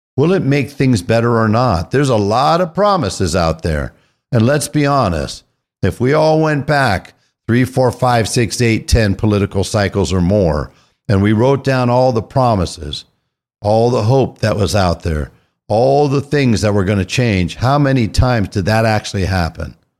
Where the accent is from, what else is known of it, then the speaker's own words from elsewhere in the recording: California, United States; moved away as an adult; I was raised in California